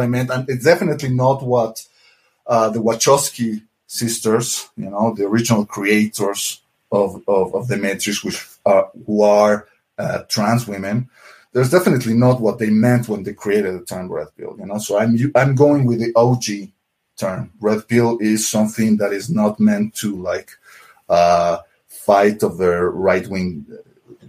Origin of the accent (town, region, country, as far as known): Mexico City, Mexico; born or raised there